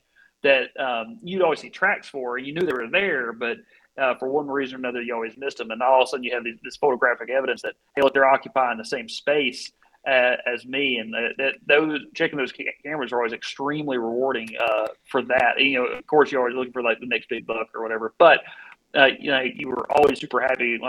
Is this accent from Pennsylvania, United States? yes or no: no; Southwest Arkansas, United States; accent: Arkansan; moved away as an adult; also born or lived in Washington; now in Poland; I'm from Southwest Arkansas, right on the Texas-Louisiana border